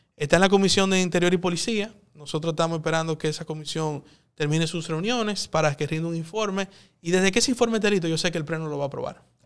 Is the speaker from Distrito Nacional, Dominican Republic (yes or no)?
yes; Santo Domingo, Distrito Nacional, Dominican Republic; also born or lived in São Paulo; vuelvo a Santo Domingo, que quizá no es tan avanzado, pero es mi país, es mi ciudad.